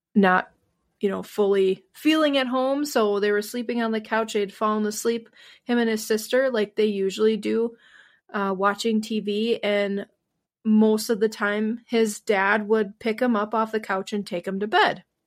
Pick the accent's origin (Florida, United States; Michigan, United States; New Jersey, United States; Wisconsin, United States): Wisconsin, United States; my home state of Wisconsin